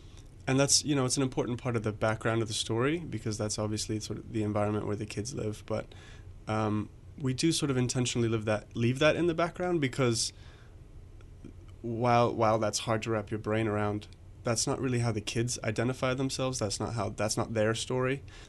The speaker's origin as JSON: {"language": "English", "country": "Eswatini", "tie": "born or raised there", "said": "I grew up in Swaziland, and so I saw her, you know, she was sort of a part of my world growing up."}